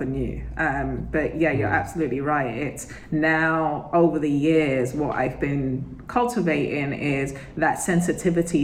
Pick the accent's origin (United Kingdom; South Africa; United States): United Kingdom; I'm British